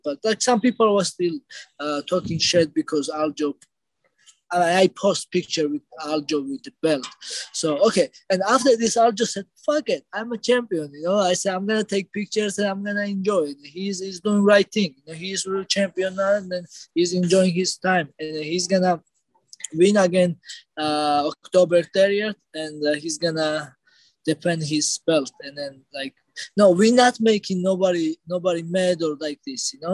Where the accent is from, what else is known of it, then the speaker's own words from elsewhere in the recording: Georgia; we are from Georgia. We're brothers